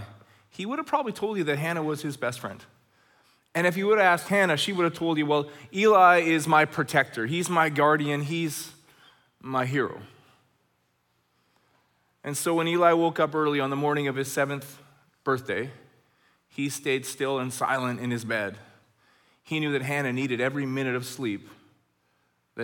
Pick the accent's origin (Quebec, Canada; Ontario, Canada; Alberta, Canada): Alberta, Canada; Red Deer; now in Chilliwack, Canada; When I was a kid growing up in Red Deer, Alberta